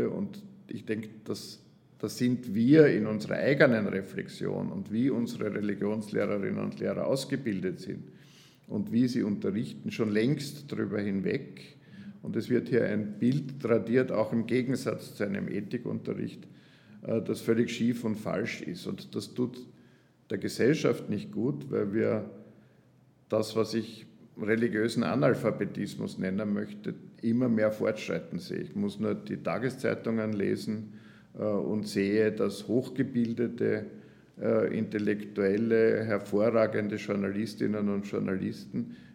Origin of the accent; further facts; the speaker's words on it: Graz, Styria, Austria; gebürtiger Grazer und das war ein Versuch nach dem Theologiestudium und nach der ersten Gemeindeerfahrung wieder nach Graz zu kommen.